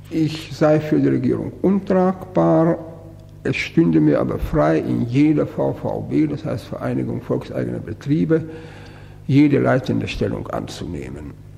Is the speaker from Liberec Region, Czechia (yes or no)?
no; Brno, South Moravian Region, Czechia; moved away as an adult; now in Germany; in meine Heimat gefahren. Bin am vierundzwanzigsten Juni in Brünn gewesen und stand vor meinem Wohnhaus